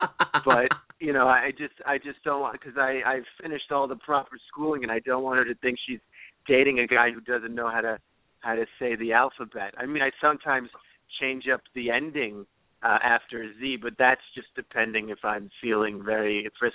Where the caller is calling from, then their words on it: New Jersey, United States; I'm calling from New Jersey.